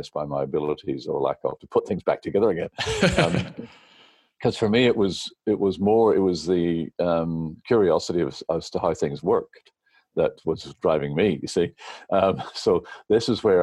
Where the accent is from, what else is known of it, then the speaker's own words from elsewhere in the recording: New Zealand; moved away as an adult; also born or lived in Belfast, Northern Ireland; now in Australia; I did my high schooling, my teenage years in New Zealand, and then undergraduate was at Victoria University in Wellington.